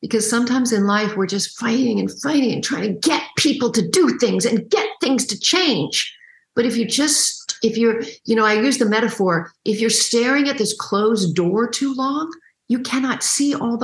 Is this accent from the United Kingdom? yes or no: no; Canada; I'm Canadian